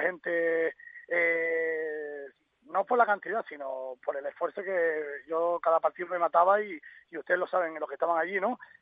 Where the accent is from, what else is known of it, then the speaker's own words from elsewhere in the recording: Corralejo, Canary Islands, Spain; moved away; also born or lived in Valladolid; porque vivieron en Corralejo, en mi pueblo